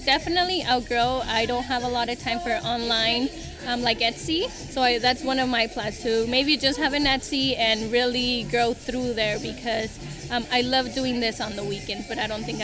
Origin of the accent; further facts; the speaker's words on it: Salinas Valley, California, United States; moved away as an adult; also born or lived in Guanajuato, Mexico; now in Turlock, United States; was raised in the Salinas Valley